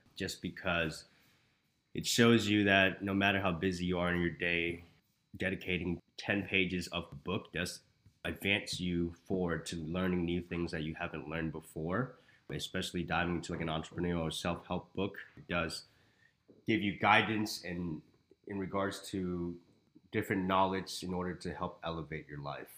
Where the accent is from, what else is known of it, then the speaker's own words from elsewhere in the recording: Houston, Texas, United States; moved away as an adult; now in Arizona, United States; I am from Houston, Texas